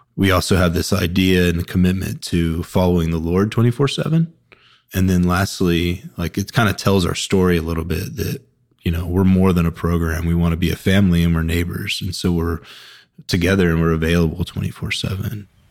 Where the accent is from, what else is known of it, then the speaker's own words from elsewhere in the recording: Woodstock, Georgia, United States; now in Charlotte, United States; I'm from Woodstock, Georgia, which is just north of Atlanta